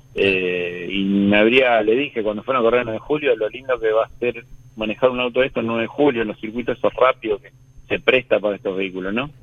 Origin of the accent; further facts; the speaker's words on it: Hurlingham, Buenos Aires Province, Argentina; yo soy de Burlingame